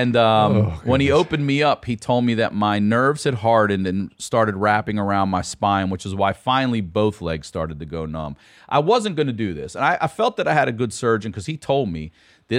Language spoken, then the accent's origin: English; Baltimore, Maryland, United States; now in Santa Monica, United States; I'm from Baltimore